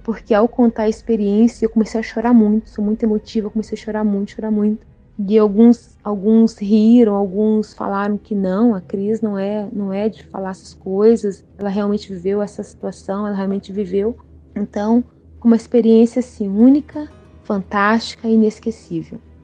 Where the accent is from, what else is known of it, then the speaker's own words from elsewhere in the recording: Espírito Santo, Brazil; now in Bombinhas, Brazil; a minha terrinha natal ela deixou lembranças maravilhosas